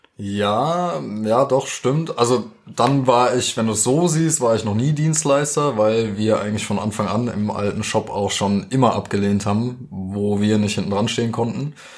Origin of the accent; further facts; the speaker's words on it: Roßdorf, Hesse, Germany; also born or lived in Dieburg; now in Darmstadt, Germany; meine Mutter erstmal mit uns Kids nach Dieburg und dann später nach Gundernhausen bei Rossdorf. Da habe ich eigentlich fast meine ganze Jugend auch verbracht